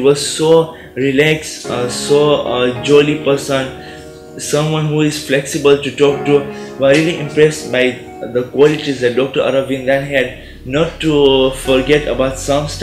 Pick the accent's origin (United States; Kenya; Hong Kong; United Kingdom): Kenya; Although we come all the way from Kenya, we don't have any relatives over here.